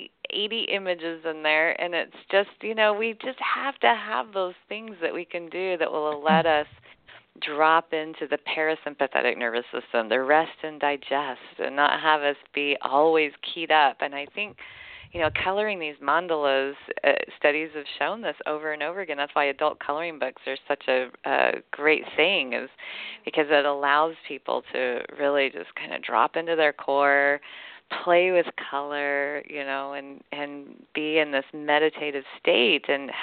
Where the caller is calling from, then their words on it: Seattle, Washington, United States; I am in the Seattle area.